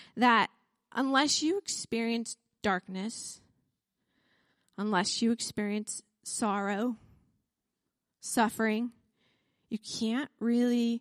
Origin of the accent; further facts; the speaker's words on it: United States; I'm an American